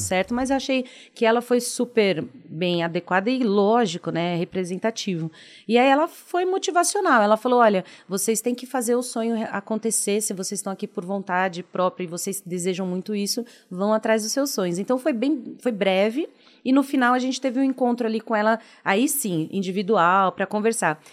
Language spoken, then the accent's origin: Portuguese; São Paulo, Brazil; Sou de São Paulo, extremo da Zona Leste